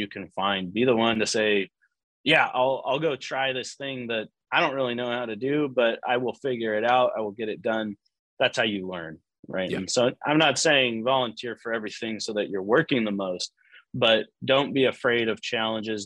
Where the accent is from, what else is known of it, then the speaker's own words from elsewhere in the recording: Pacific Northwest, United States; moved away as an adult; also born or lived in Portland; now in Phoenix, United States; I'm from the Pacific Northwest